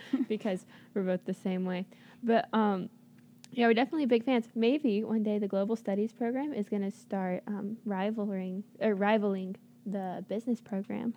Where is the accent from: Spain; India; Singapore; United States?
United States; as an American